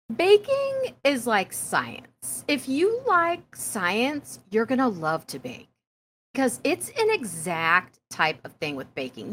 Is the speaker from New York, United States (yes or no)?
no; Prairie Village, Kansas, United States; moved away; When I was growing up in Prairie Village, Kansas, we had a grocery store name called Balls.